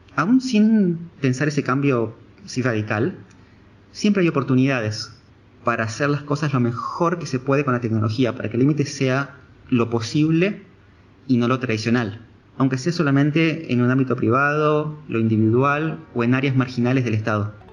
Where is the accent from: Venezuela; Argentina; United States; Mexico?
Argentina